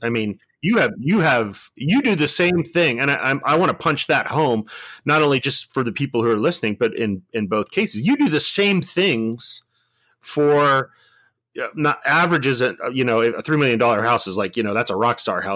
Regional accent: Bellflower, California, United States; a kid from Bellflower, California

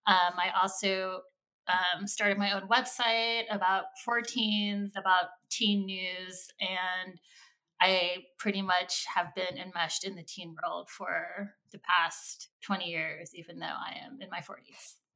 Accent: Sacramento, California, United States; We grew up together in Sacramento, California.

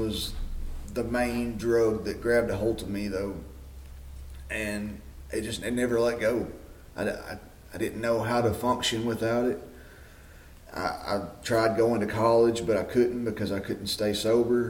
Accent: Smithfield, Tennessee, United States; I am originally from Smithfield, Tennessee. I was born and raised here on a farm

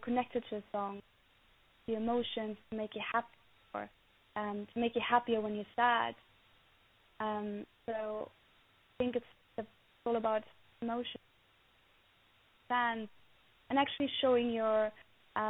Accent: Berlin, Germany; now in United Kingdom; growing up in Berlin, the 80s

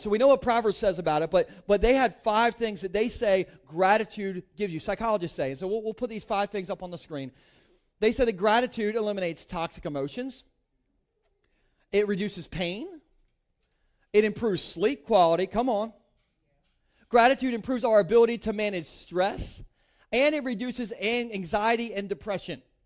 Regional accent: Delaware, United States; I grew up in Gumburgh, Delaware, like, inland Sussex

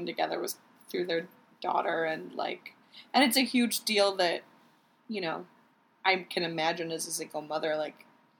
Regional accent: Michigan, United States; I'm from Michigan

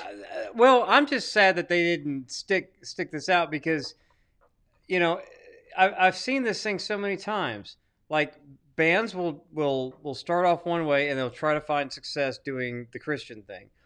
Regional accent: Arkansas, United States; I'm from Arkansas

